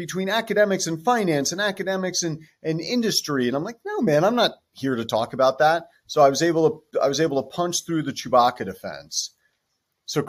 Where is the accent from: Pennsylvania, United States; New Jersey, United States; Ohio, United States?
New Jersey, United States; I'm from New Jersey